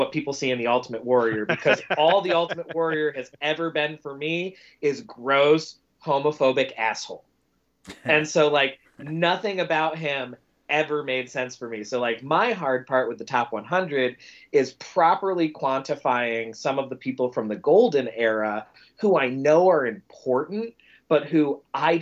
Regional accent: the Carolinas, United States; I'm from the Carolinas

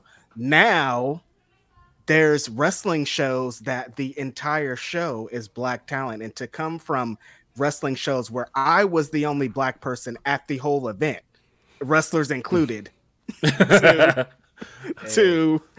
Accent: Bakersfield, California, United States; So, I'm from Bakersfield.

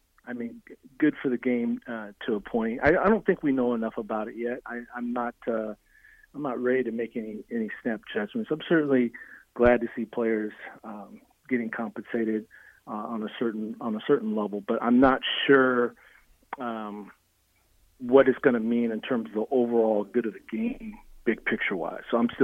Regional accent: Nebraska, United States; if I mention that I'm from Nebraska, of course, the first thing everybody wants to ask, well, when were you there?

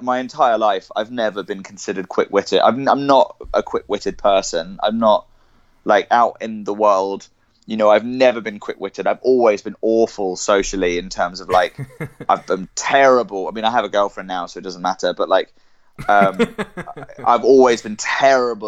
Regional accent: Cambridge, East of England, United Kingdom; I was born I was born in Cambridge, and I grew up there

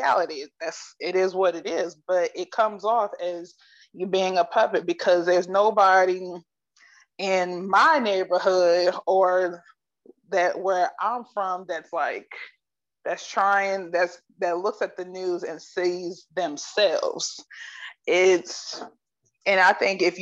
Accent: Akron, Ohio, United States; I'm from Akron

